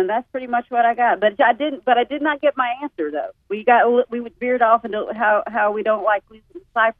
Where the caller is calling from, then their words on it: Lewisburg, United States; I'm calling from Lewisburg